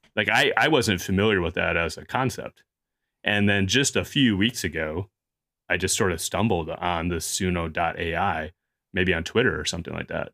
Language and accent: English; Chicago, Illinois, United States; growing up in Chicago